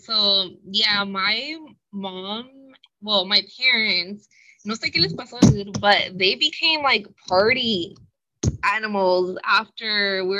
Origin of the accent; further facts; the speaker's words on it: San Diego, California, United States; I'm from San Diego, and I feel like when we go to the grocery store, people recognize him, and I'm like, what the heck? I've been living here my whole life.